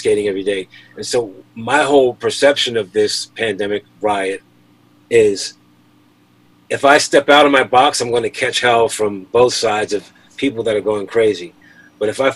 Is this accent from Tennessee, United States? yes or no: no; Philadelphia, Pennsylvania, United States; also born or lived in Delaware; As a kid growing up in Philly